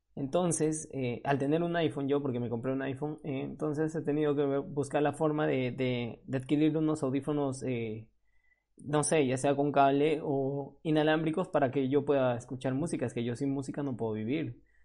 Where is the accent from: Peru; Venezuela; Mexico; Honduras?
Peru; moved away as an adult; now in Spain; ya no me encuentro en Perú, en mi país de origen, ahora estoy en España